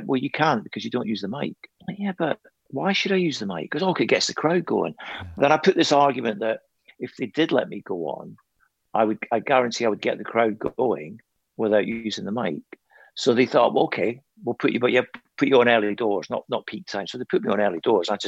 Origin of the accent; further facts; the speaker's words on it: Scotland, United Kingdom; I'm not English. I'm Scottish